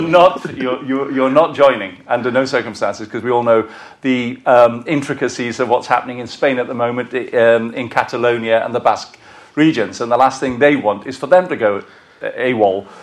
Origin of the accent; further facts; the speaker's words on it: Welsh, Wales, United Kingdom; I'm a Welsh bloke